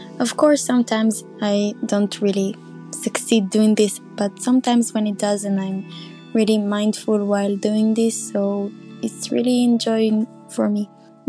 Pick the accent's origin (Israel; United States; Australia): Israel; I'm from Israel